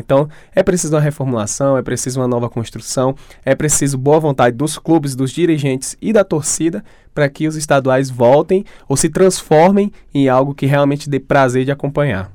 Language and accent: Portuguese; Gaúcho, Rio Grande do Sul, Brazil; moved away; also born or lived in Centro-Oeste; eu sou gaúcho